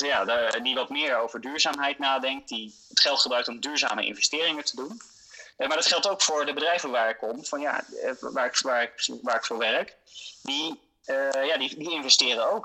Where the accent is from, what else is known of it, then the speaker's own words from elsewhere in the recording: Netherlands; als Nederlanders